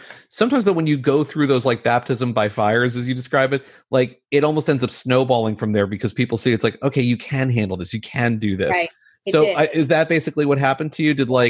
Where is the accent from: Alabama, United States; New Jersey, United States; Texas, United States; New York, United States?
New Jersey, United States; I grew up in New Jersey.